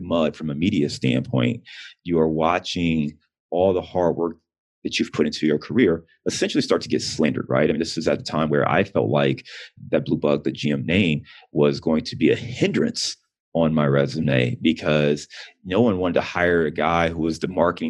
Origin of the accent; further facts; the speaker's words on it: Cleveland, Ohio, United States; moved away as an adult; also born or lived in Detroit / Chicago; now in Cincinnati, United States; Cleveland is, I'm born and raised in Cleveland. I live in Cincinnati, but Cleveland is where my heart is.